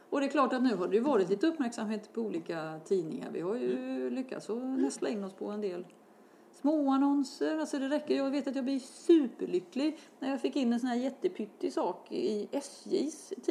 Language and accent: Swedish; Gothenburg, Västra Götaland, Sweden; Jag var göteborgare